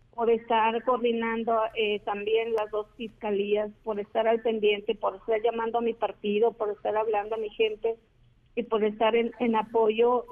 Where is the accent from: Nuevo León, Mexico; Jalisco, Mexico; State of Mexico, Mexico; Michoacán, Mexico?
Michoacán, Mexico; Cotija; andaba como una ciudadana más en mi pueblo